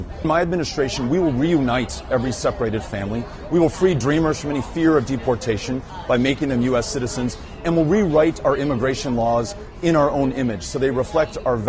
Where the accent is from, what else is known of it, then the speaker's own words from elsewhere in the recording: El Paso, Texas, United States; my hometown of El Paso.